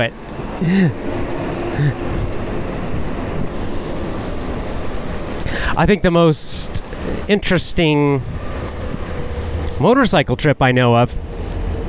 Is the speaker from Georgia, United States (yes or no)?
yes; Athens, Georgia, United States; my hometown of Athens, Georgia